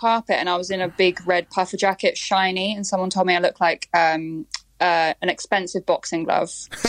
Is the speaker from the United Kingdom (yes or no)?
yes; London, United Kingdom; I'm from London.